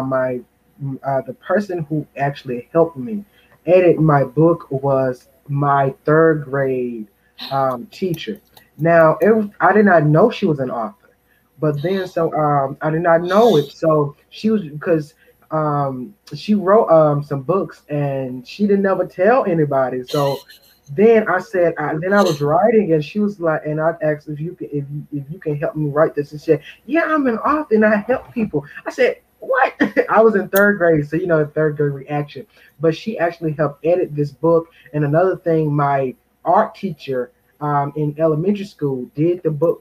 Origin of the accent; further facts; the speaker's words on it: Henderson, North Carolina, United States; my community, I am from Henderson, North Carolina, Vance County